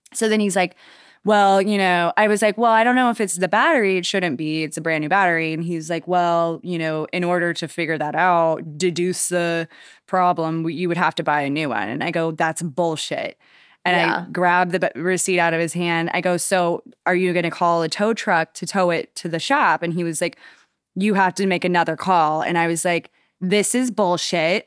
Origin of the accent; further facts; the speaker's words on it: Wichita, Kansas, United States; now in Charleston, United States; I'm originally from Kansas. I moved to Charleston in like 2014